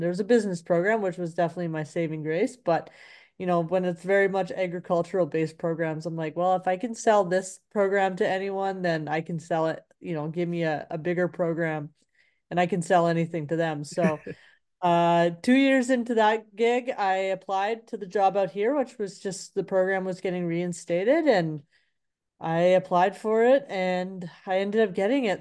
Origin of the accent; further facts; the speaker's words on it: Vancouver, British Columbia, Canada; moved away; I grew up in inner city Vancouver, East